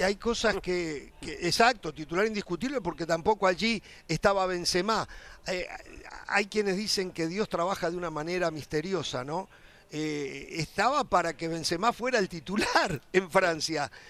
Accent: Uruguay; yo soy uruguayo

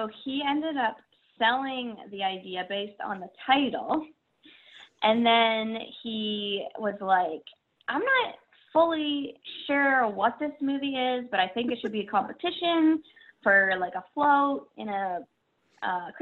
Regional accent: Peterborough, Ontario, Canada; I grew up outside of Toronto, called Peterborough, Ontario

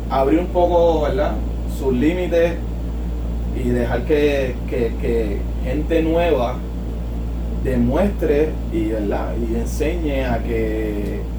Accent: San Juan, Puerto Rico; no, realmente desde Lloret Torres, nacido y criado en Nacido y criado

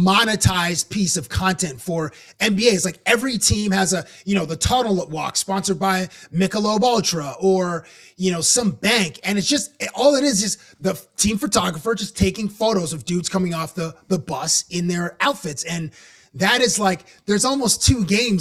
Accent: Canada; I'm obviously from Canada.

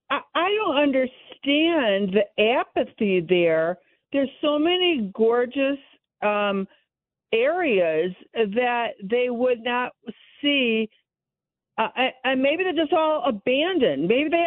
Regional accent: Chicago, Illinois, United States; moved away; also born or lived in New York City; I lived in New York City for almost 40 years, but I was born and raised in Chicago.

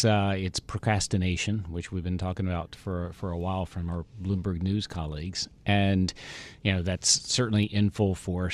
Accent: United States; As the American in the room

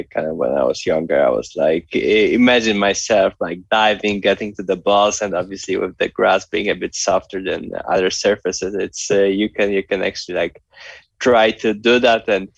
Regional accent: Poland; being from Poland

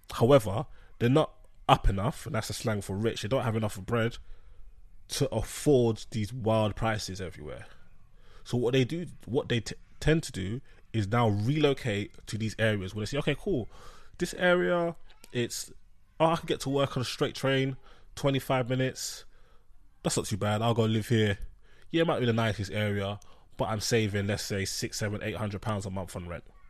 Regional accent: London, United Kingdom; I'm from London

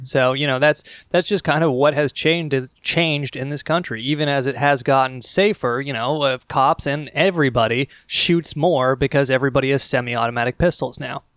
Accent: Seattle, Washington, United States; growing up in Seattle

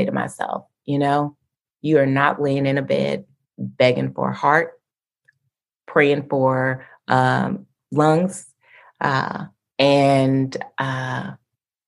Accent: Lexington, Kentucky, United States; I grew up in Lexington in central Kentucky

